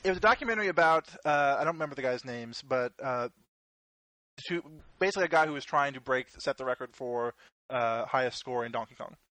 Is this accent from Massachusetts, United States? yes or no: no; Louisville, Kentucky, United States; Louisville, my hometown